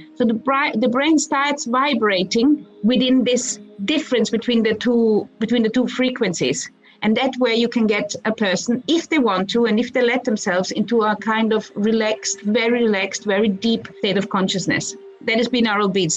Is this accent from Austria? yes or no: yes; Austria; moved away; also born or lived in Croatia / Vienna; I grew up in Austria.